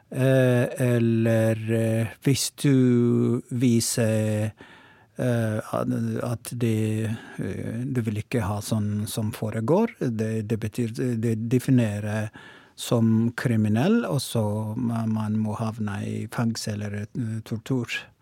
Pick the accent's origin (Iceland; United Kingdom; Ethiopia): Ethiopia; Oromo, Oromia; Norwegian is a second language; now in Tromsø, Norway; opprinnelig er jeg fra Etiopia, og Romo